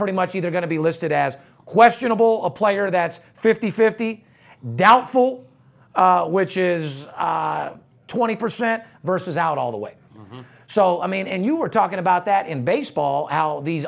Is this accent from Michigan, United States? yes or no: no; Las Vegas, Nevada, United States; I am born and raised in Las Vegas, and we are out here in Las Vegas.